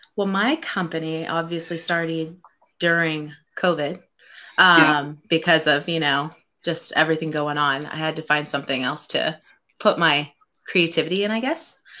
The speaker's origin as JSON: {"language": "English", "region": "Central California", "country": "United States", "tie": "born or raised there", "moved": "as an adult", "said": "I was born and raised in Central California for 22 years"}